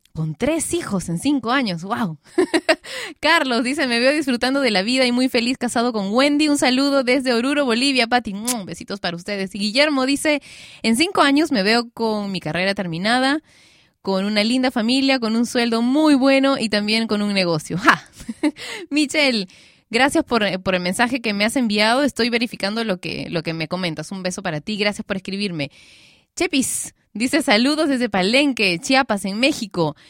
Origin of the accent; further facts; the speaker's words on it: Peru; yo también soy peruana